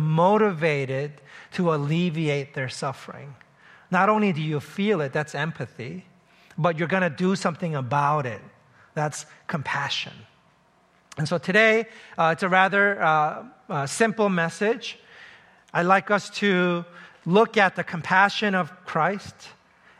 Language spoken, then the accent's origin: English; New York City, New York, United States; I grew up in New York City